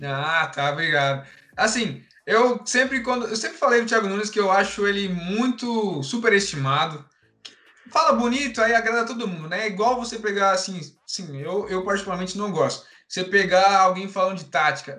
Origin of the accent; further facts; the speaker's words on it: São Paulo, Brazil; sou paulista